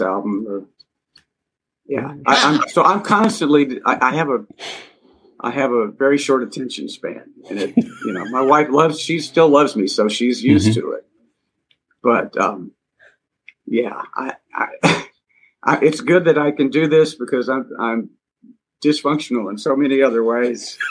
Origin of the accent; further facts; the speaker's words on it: Montgomery, Alabama, United States; moved away as an adult; I was back in my hometown, hometown in Montgomery, Alabama, uh, and playing in a bowling alley lounge with my buddies from high school